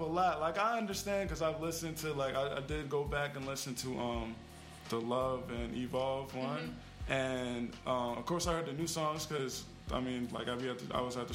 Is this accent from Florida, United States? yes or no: no; New Jersey, United States; moved away; I'm from New Jersey